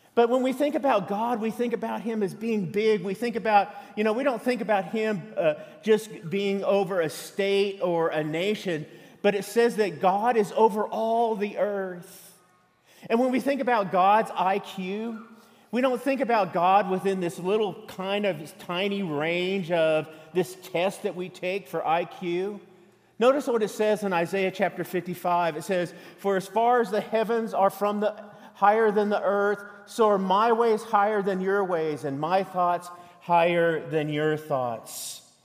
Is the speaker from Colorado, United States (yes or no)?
yes; Colorado, United States; moved away as an adult; now in Texas, United States; I was born in Colorado.